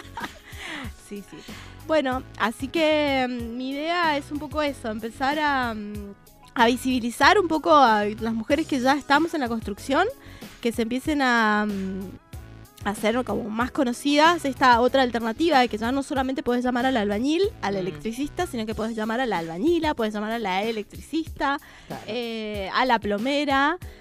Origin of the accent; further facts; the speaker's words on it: Mendoza, Argentina; moved away as an adult; now in Buenos Aires Province, Argentina; Yo soy mendocina, sí. Pero me siento mucho más de bonaerense que mendocina, podría decir. Y la verdad es que vivo acá desde el 2001